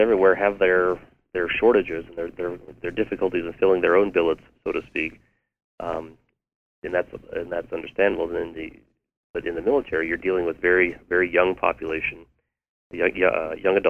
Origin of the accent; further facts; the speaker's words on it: Aurora, Colorado, United States; moved away as an adult; I'm a priest of Denver, Colorado. I grew up in Aurora